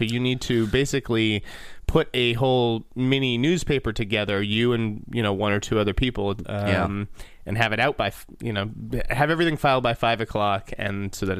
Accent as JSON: {"language": "English", "town": "Needham", "region": "Massachusetts", "country": "United States", "said": "He's from Sudbury, and I was from Needham."}